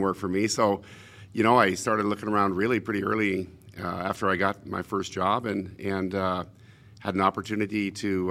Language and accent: English; Portland, Oregon, United States; I was born in Portland.